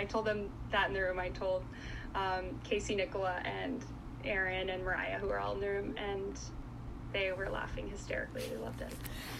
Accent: Goiânia, Goiás, Brazil; born there; So in Goiânia, it's a city close to Brasília, the capital, sort of. It's like 3 hours away. But it's like the Nashville of Brazil.

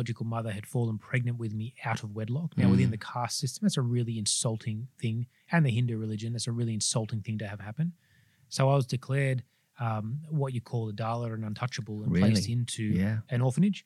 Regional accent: Sydney, New South Wales, Australia; I grew up in the Sutherland Shire of Sydney.

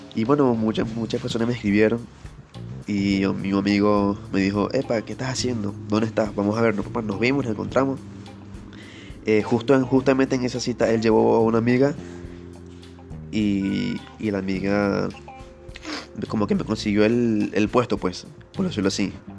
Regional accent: Venezuela; moved away as an adult; now in Peru; yo soy venezolano este, y me mudé acá a Perú en 2018

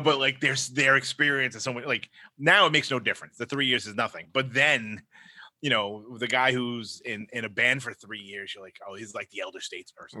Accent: New York City, New York, United States; accent: Brooklyn; my Brooklyn accent

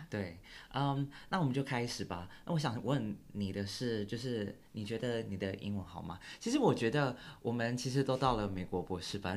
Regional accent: Taiwan; moved away as an adult; now in United States; 我从小到大。在大学以前都跟大部分台湾人一，呃，差不多

